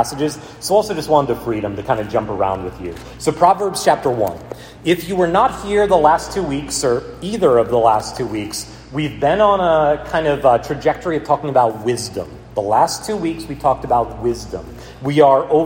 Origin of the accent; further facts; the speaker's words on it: United States; As American Christians